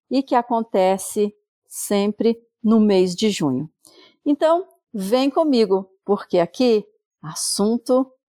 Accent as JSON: {"language": "Portuguese", "town": "Natal", "region": "Rio Grande do Norte", "country": "Brazil", "tie": "born or raised there", "accent": "Nordeste", "moved": "as an adult", "lives_now": "Mossoró, Brazil", "said": "nasci em Natal, capital do Rio Grande do Norte."}